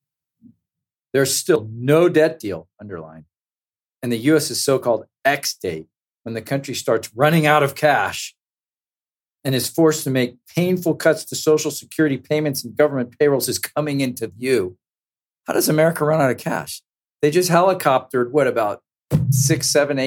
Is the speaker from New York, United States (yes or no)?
no; San Francisco Bay Area, California, United States; moved away; I grew up in the San Francisco Bay Area